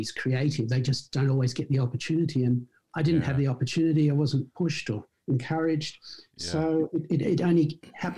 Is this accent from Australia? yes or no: yes; Sydney, New South Wales, Australia; born and raised in Sydney. Absolutely. Went to school in Sydney and then went to university in Sydney. So yeah, complete Sydney-sider